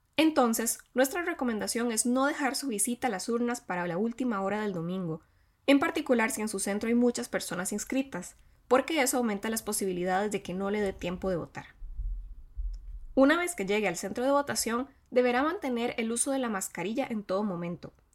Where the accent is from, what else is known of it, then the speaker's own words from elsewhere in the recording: Costa Rica; las y los costarricenses iremos a las urnas